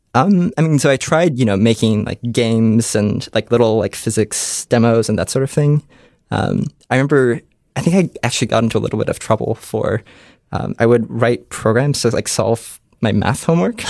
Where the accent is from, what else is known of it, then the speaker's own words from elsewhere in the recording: Columbus, Ohio, United States; I grew up in Columbus, Ohio